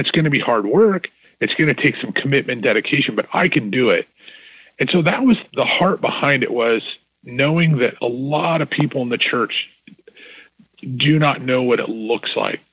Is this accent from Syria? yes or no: no; Northern Idaho, United States; now in Texas, United States; I was born in Northern Idaho